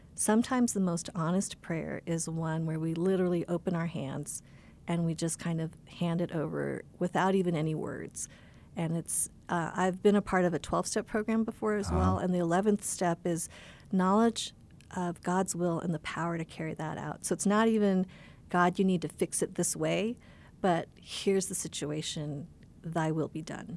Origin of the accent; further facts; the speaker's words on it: Boulder, Colorado, United States; now in California, United States; I grew up here in Colorado, in Boulder, Colorado